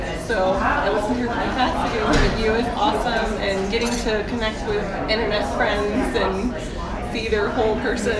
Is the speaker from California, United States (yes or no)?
no; South Carolina, United States; now in Houston, United States; So I'm from South Carolina originally, but relocated to Houston. I'm the president of the Houston Modern Quilt Guild